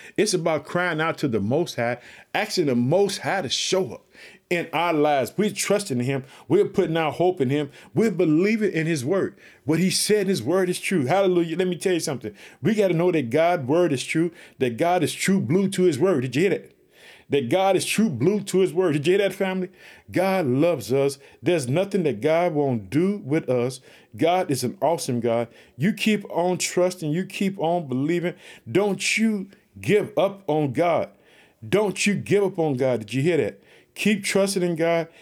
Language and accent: English; United States; now in Chicago, United States; United States is my home country